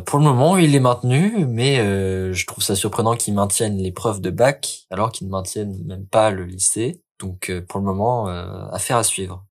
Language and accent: French; Lille, Hauts-de-France, France; je suis lillois